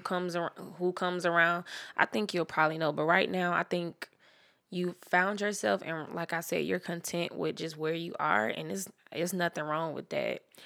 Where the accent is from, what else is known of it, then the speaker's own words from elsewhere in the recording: Jacksonville, Florida, United States; I'm originally from Jacksonville, Florida